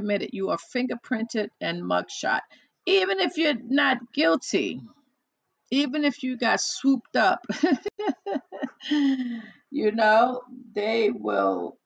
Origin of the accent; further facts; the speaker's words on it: New York, United States; also born or lived in New Jersey; I was born and raised in New York.